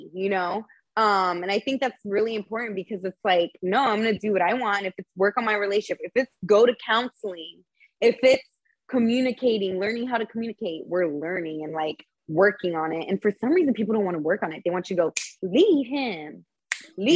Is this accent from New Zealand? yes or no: no; Tampa, Florida, United States; I'm still from Timbo